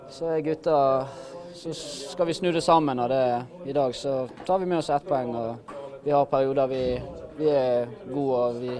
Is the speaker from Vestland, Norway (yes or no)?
yes; Bergen, Vestland, Norway; also born or lived in Askøy; now in Sotra, Norway; bodde på Laksevåg til jeg begynte i 5. klasse. Da flyttet jeg til Askøy